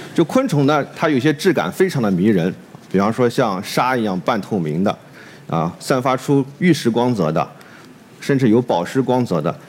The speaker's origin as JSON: {"language": "Chinese", "region": "Shandong", "country": "China", "tie": "born or raised there", "also_born_or_lived": "Qingdao", "moved": "as an adult", "lives_now": "Hangzhou, China", "said": "我在山东长大"}